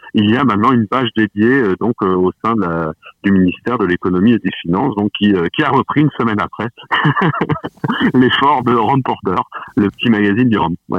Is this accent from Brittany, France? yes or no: no; Mulhouse, Grand Est, France; moved away; j'ai grandi à Mulhouse, j'ai de la famille